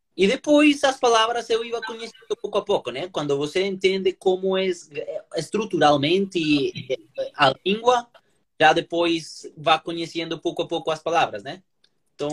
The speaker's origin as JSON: {"language": "Portuguese", "country": "Colombia", "second_language": "Portuguese", "moved": "as an adult", "lives_now": "São Paulo, Brazil", "said": "eu sou colombiano"}